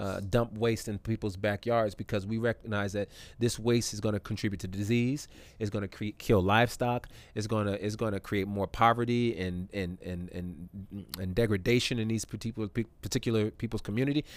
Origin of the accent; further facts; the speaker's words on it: California, United States; moved away as an adult; also born or lived in Canada / Tuskegee, Alabama; now in Atlanta, United States; I grew up most of my life in in California